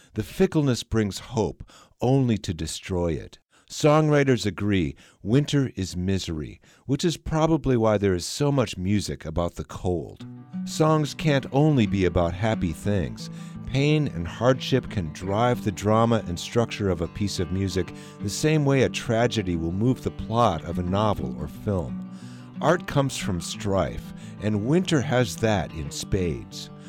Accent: Minnesota, United States; now in Kansas, United States; I grew up in Minnesota, and and I've experienced 40 below weather

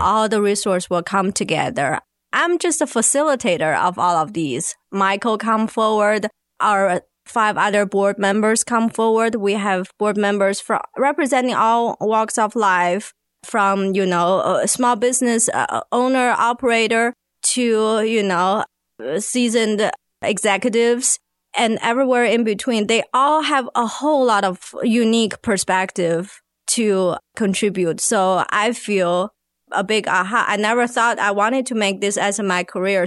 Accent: China; now in Arkansas, United States; I'm from China

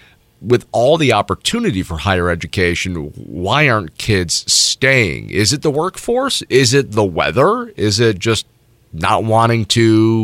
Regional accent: Milwaukee, Wisconsin, United States; I grew up in Milwaukee before Milwaukee got cool again. I lived there for a couple of years, and it was a rough area.

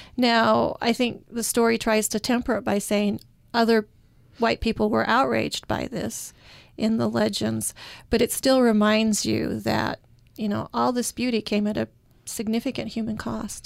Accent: Utah, United States; I'm from Utah

